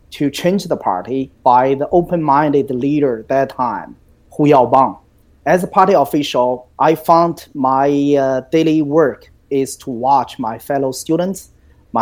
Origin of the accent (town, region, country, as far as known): China; born or raised there; moved away